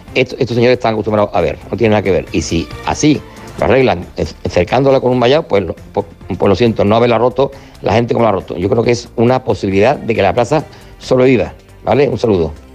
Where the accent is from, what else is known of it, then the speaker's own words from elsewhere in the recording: Seville, Andalusia, Spain; yo, que soy de aquí, de Sevilla